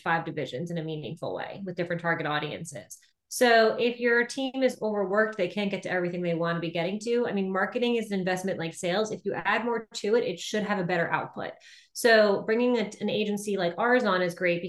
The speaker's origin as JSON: {"language": "English", "country": "United States", "said": "I'm American"}